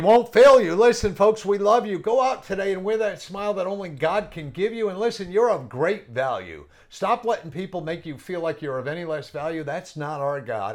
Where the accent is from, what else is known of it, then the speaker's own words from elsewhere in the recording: New England, United States; I'm from New England, and I don't know why I talk fast, but I do. It's, it's just part of coming up in New England